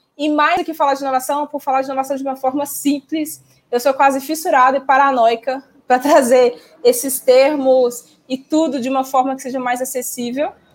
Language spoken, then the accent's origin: Portuguese; Minas Gerais, Brazil; Sou mineira